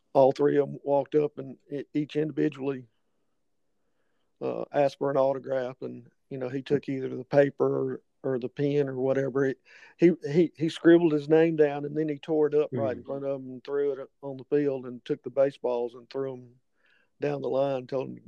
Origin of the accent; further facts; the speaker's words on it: Greenville, Mississippi, United States; Greenville, which was my hometown